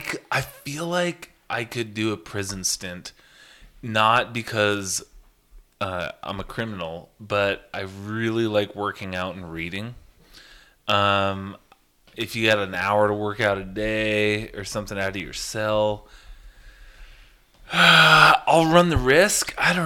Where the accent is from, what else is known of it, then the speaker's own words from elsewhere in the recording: Shelby, Montana, United States; growing up in Shelby, we have a prison.